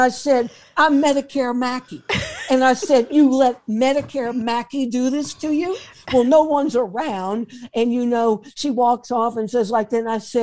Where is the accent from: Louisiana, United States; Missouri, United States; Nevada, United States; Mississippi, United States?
Louisiana, United States; New Orleans; New Orleans, my hometown.